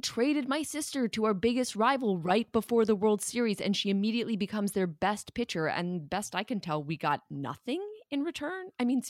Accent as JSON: {"language": "English", "country": "United States", "said": "Well, I'm an American, so I love advertisements."}